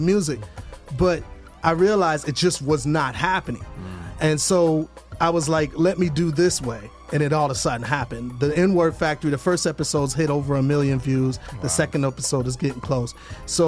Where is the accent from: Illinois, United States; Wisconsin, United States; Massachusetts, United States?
Wisconsin, United States; Milwaukee; moved away as an adult; now in Atlanta, United States; the high schools throughout my hometown of Milwaukee